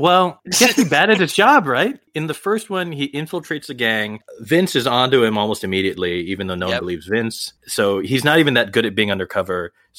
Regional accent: Hawaii, United States; I grew up in Hawaii

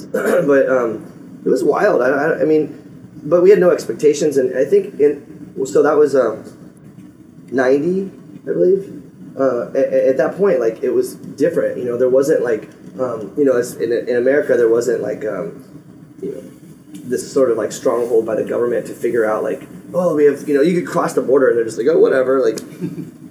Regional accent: Phoenix, Arizona, United States; I grew up in Phoenix

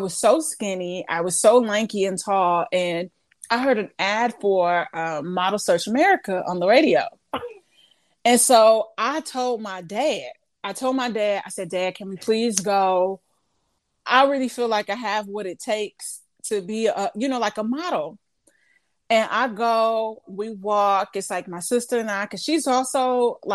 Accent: St. Louis, Missouri, United States; moved away as an adult; now in Los Angeles, United States; I'm originally from St. Louis. Went to school in St. Louis

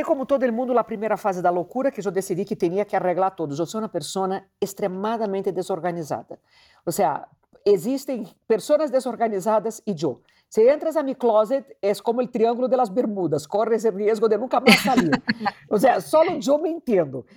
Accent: Rio de Janeiro, Brazil; moved away; eu sou de Rio de Janeiro

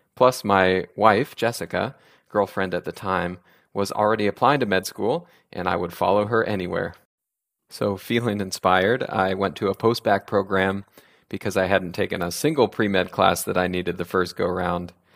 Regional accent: Sacramento, California, United States; also born or lived in Oregon; I grew up in Sacramento

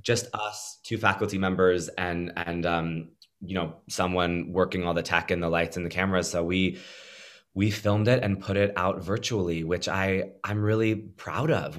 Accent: Pennsylvania, United States; moved away; I grew up in Pennsylvania

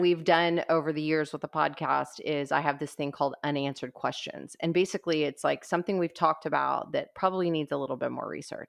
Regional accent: Corpus Christi, Texas, United States; we're both from Corpus Christi

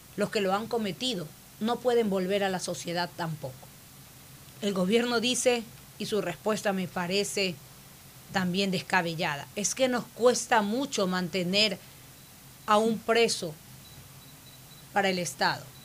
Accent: Ecuador; Soy una ecuatoriana que sabe trabajar

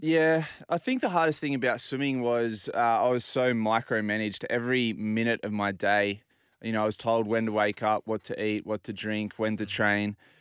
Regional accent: Port Macquarie, New South Wales, Australia; now in Sydney, Australia; So I grew up in Port Macquarie, mm. spent my life at the beach

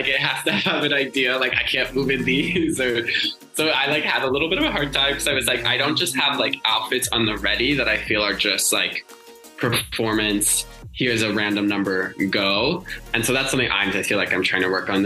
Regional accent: Indiana, United States; also born or lived in Seattle; now in Los Angeles, United States; I'm from Indiana originally

